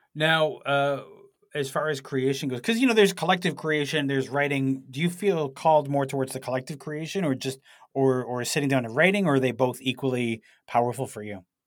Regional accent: Toronto, Ontario, Canada; I said, "Toronto."

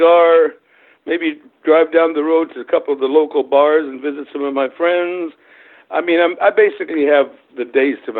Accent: Wilmington, North Carolina, United States; English is a second language; moved away as an adult; also born or lived in Germany / Nashville, Tennessee; now in Cayman Islands; I'm originally from Germany. I was born in Germany. My parents are both German. When I was about 8 years old, my mother remarried to a guy in the United States Air Force who was stationed in Germany. And through that, I ended up in the U.S. And so I was sort of brought up along the shores of North Carolina, Wrightsville Beach area, Wilmington, that area

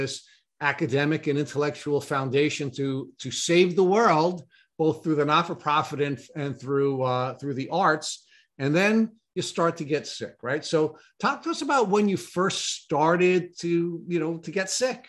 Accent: Long Island, New York, United States; growing up on Long Island

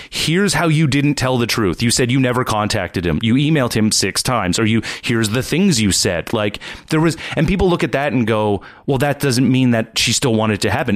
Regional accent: Nova Scotia, Canada; I'm from the East Coast, from Nova Scotia

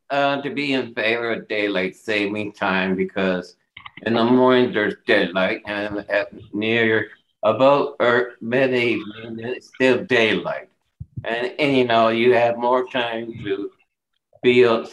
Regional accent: Lindsay, Ontario, Canada; Yeah, I'm from Lindsay, to tell you the truth.

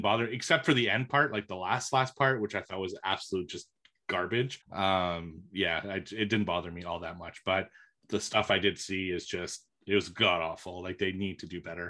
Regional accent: Canada; being a Canadian

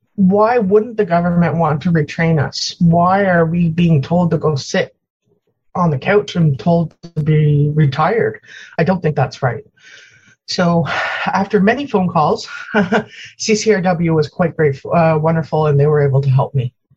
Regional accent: Ontario, Canada; also born or lived in Newfoundland; I grew up in Ontario and Newfoundland. I spent my summers in Newfoundland

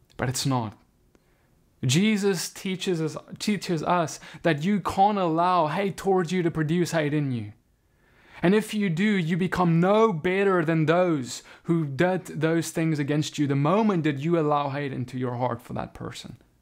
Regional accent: South Africa; now in United States; I now live in America, but I come from South Africa.

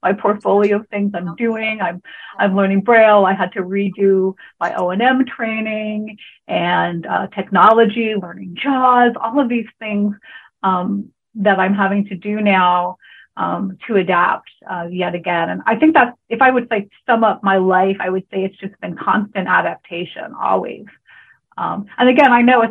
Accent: California, United States; moved away as an adult; also born or lived in Hawaii; I grew up in California

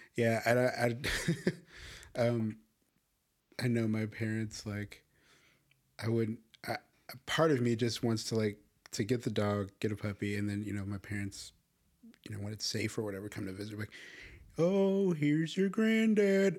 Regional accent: Chicago, Illinois, United States; I grew up in Chicago

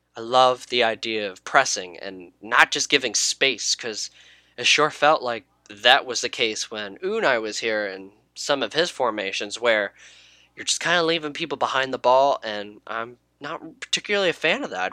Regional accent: United States; I grew up in the United States

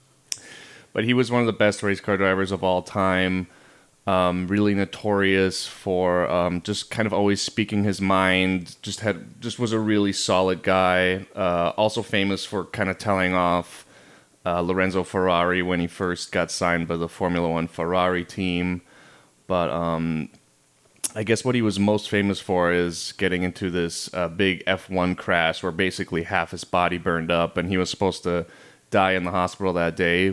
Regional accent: Germany; moved away; So Tabby and I grew up in Germany

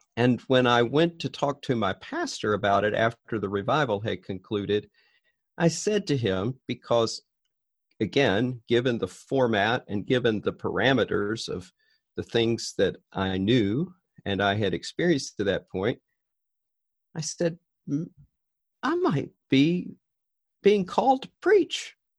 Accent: Richmond, Virginia, United States; moved away as an adult; also born or lived in Northeast Florida; now in Wauwatosa, United States; I grew up in Richmond, Virginia

